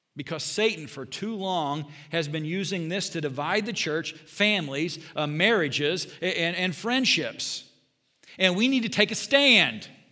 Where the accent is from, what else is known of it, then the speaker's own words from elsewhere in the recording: Southern Indiana, United States; now in Bond County, Illinois, United States; I grew up in Southern Indiana, went to a Bible college